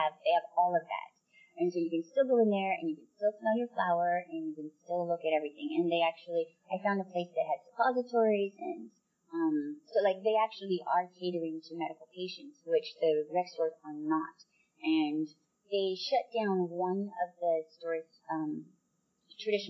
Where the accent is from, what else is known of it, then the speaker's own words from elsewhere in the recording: Canada; moved away as an adult; also born or lived in United States; being a Canadian who wants to travel and to come back and forth to America, where I lived for 14 years